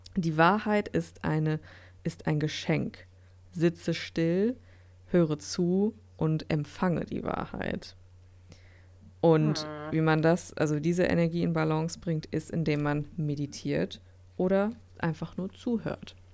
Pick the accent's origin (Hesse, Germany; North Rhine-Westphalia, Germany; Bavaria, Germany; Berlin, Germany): North Rhine-Westphalia, Germany; Dortmund; hier in Dortmund bei mir in meiner Heimatstadt